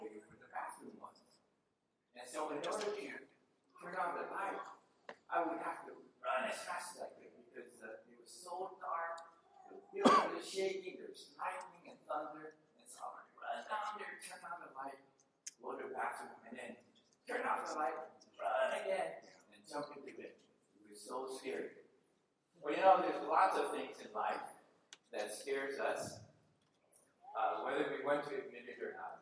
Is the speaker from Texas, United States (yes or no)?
no; California, United States; my four brothers and I were born and raised in California